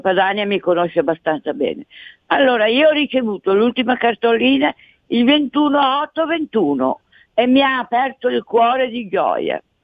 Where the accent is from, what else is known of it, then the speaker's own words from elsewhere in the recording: Asiago, Veneto, Italy; moved away; dal mio paese natio, da Asiago